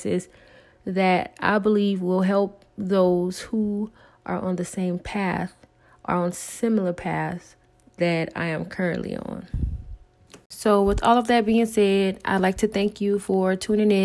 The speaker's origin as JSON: {"language": "English", "region": "the South", "country": "United States", "accent": "Southern", "said": "I am from the South, as you may hear in my accent"}